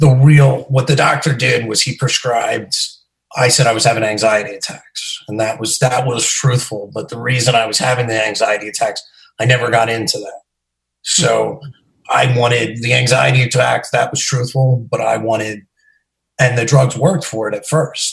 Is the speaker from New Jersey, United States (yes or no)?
yes; New Jersey, United States; I'm from New Jersey. I live about 15 minutes outside of New York City